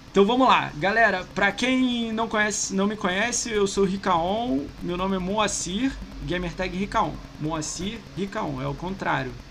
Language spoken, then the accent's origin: Portuguese; Rio de Janeiro, Brazil; Como eu sou carioca